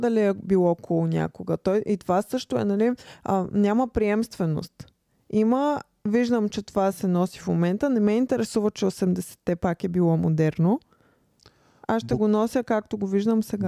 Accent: Bulgaria; като българи

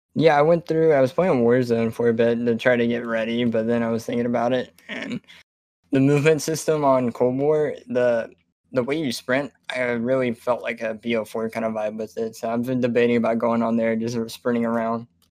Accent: South Carolina, United States; I'm from South Carolina

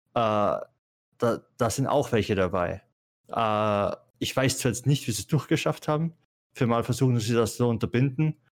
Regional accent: Austria; ich komme aus Österreich, bei mir ist es vom Land

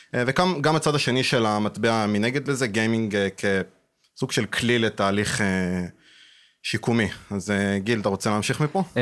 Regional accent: Rehovot, Central District, Israel; אני מרחובות

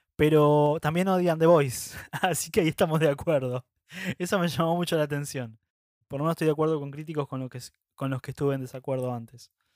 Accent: Argentina; Así somos los argentinos.

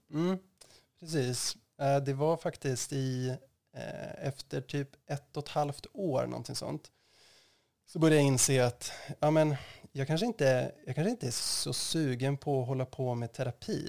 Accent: Östersund, Jämtland, Sweden; moved away as an adult; also born or lived in Uppsala; jag är född och uppvuxen i Östersund

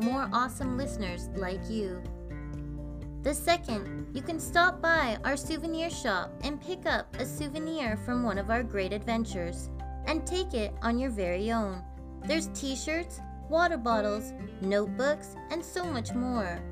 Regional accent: Canada

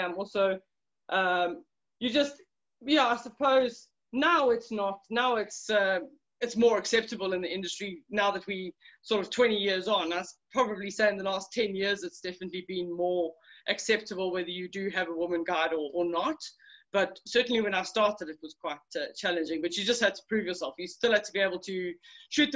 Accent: Johannesburg, Gauteng, South Africa; I grew up on a farm in Johannesburg, so in South Africa

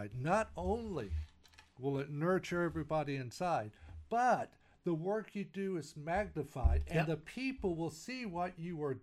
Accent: Texas, United States; moved away; I'm a Texan

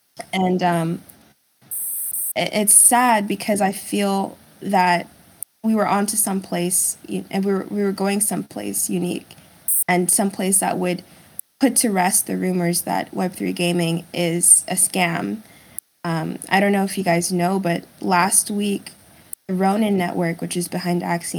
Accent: United States; English is a second language; also born or lived in Germany; And then we moved to the States when I was 6. And I had to take English classes because I didn't speak English.

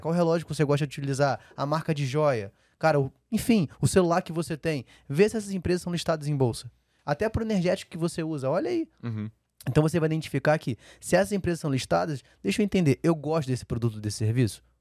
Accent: Rio de Janeiro, Brazil; moved away; eu sou carioca, né? Então a energia da minha casa era pela Light, né? quando eu uhum. morava no Rio

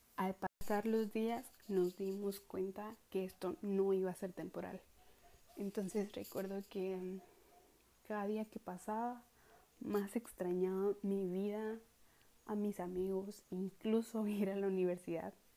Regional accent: Coatepeque, Quetzaltenango, Guatemala; now in Quetzaltenango, Guatemala; nací el 25 de abril del año 2002 en la ciudad de Coatepeque, departamento de Quetzaltenango. Siempre he vivido en Coatepeque

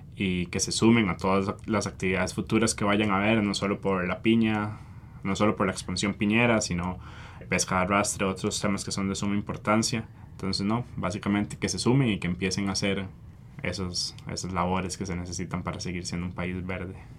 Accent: Costa Rica

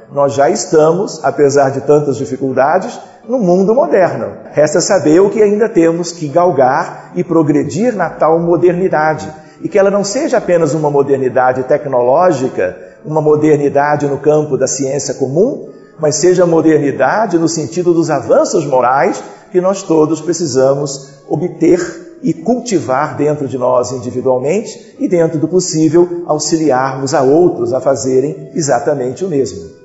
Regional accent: Brazil; como brasileiros, vamos acompanhando aspectos da história do Brasil desde os bancos escolares

